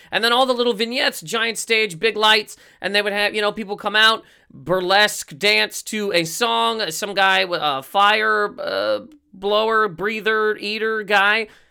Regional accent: Canada; we are both from Canada

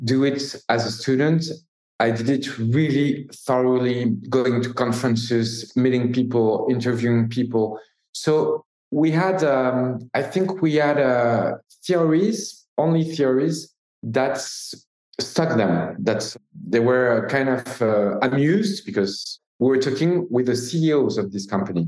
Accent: Paris, Île-de-France, France; we're from Paris. We are kind of city guys

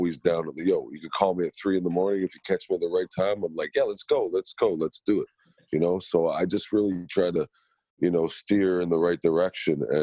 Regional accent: Toronto, Ontario, Canada; I was born and raised in Scarborough

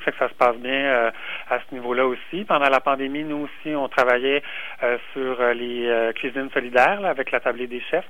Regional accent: Quebec, Canada; en tant que Québécois

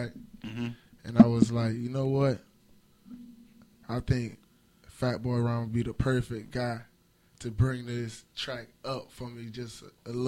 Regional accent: Jamaica; I'm Jamaican

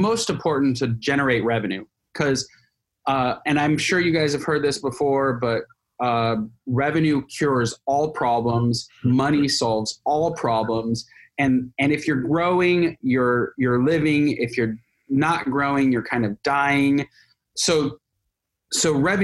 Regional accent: California, United States; I'm a Californian

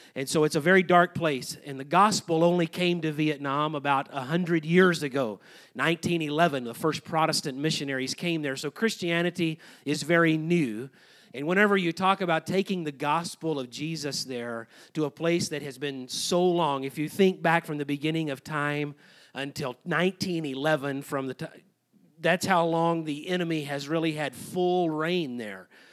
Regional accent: Brady, Texas, United States; I was raised over here in Brady, Texas.

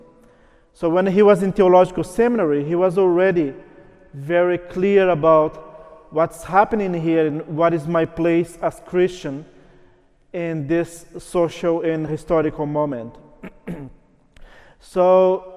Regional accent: Brazil; first language Portuguese; English is a second language; moved away; I'm originally from Brazil, so my mother tongue is Portuguese

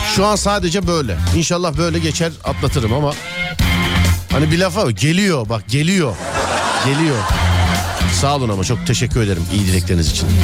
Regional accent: Istanbul, Turkey; Ben İstanbulluyum

